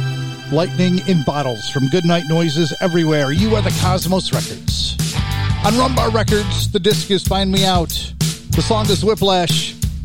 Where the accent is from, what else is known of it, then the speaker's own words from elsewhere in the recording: Syracuse, New York, United States; my hometown of Syracuse, New York